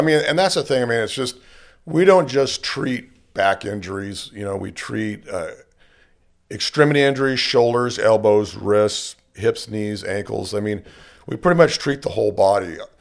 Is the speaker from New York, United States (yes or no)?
no; Bakersfield, California, United States; born and raised in Bakersfield